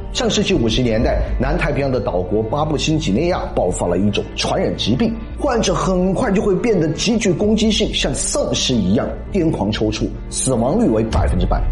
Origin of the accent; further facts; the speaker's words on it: China; 我们中国人